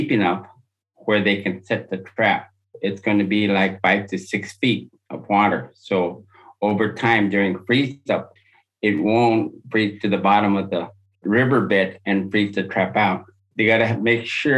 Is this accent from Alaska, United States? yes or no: yes; Upper Kobuk, Alaska, United States; I was born and raised on the Upper Kobuk.